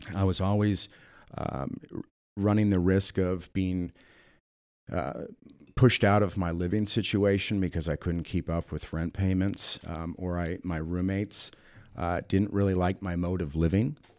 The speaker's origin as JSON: {"language": "English", "town": "Sioux Falls", "region": "South Dakota", "country": "United States", "tie": "born or raised there", "also_born_or_lived": "Atlanta / Houston, Texas / Austin, Texas / Minneapolis", "moved": "as an adult", "said": "I grew up here in Sioux Falls"}